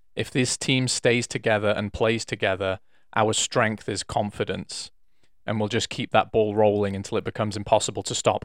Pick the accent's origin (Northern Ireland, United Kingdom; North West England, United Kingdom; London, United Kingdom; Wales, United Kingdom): Wales, United Kingdom; I'm Welsh